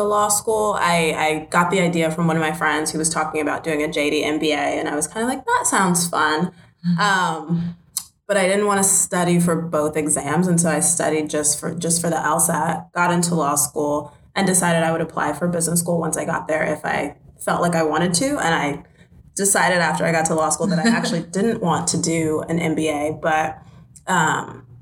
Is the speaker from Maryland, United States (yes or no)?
yes; Silver Spring, Maryland, United States; I'm from Silver Spring, Maryland, born and raised, grew up there